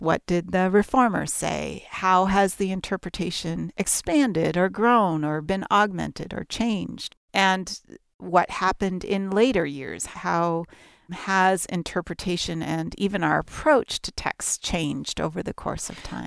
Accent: Toronto, Ontario, Canada; I'm Canadian, my family grew up in and around Toronto

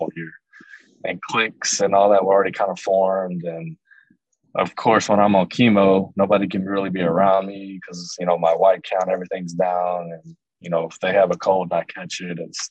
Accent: Everman, Texas, United States; also born or lived in Joshua, Texas; I grew up in Everman, which was maybe 10, 15 minutes from the town that we moved to right before I got into eighth grade

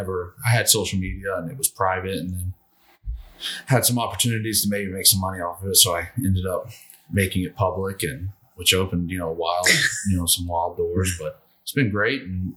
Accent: the South, United States; Growing up in the South, you know, we just, you know, there were certain ways we cooked wild game, and that's how it was done.

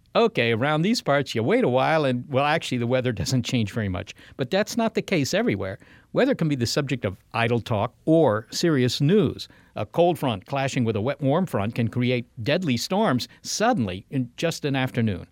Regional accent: Virginia, United States; moved away; in Virginia, Molly, we didn't have tornadoes

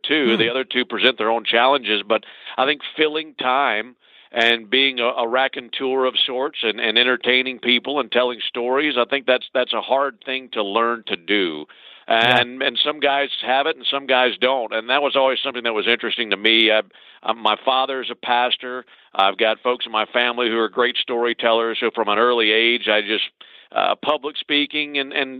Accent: Mississippi, United States; I grew up in Mississippi

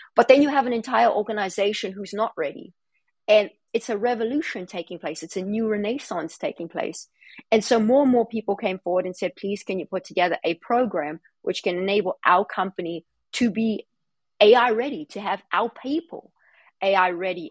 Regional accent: South Africa; moved away; I grew up in South Africa, very difficult circumstances

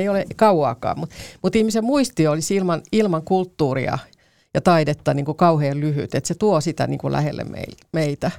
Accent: Karkkila, Uusimaa, Finland; Mä oon Karkkilasta kotoisin

